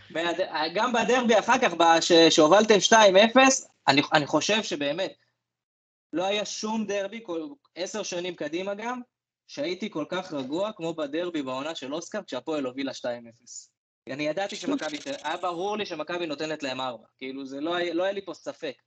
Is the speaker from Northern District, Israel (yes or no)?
yes; Northern District, Israel; אני בגלל שגדלתי בצפון